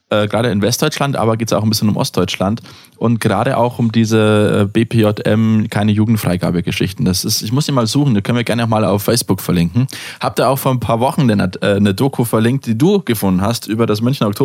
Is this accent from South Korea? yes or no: no; United States; ich bin Amerikaner, ich darf Czerne sagen.